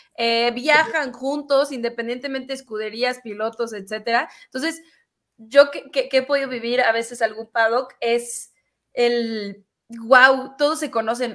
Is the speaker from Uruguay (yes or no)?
no; Mexico; somos cheleros de corazón en México